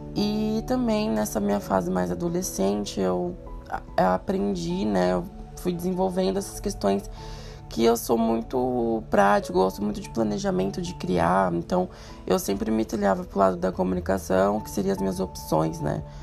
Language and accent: Portuguese; São Paulo, Brazil; eu moro em São Paulo a minha vida inteira, nasci e criado em São Paulo, na Zona Leste